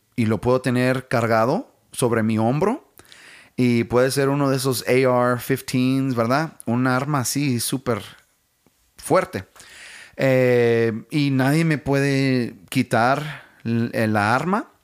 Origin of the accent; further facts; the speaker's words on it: United States; Spanish is a second language; como americanos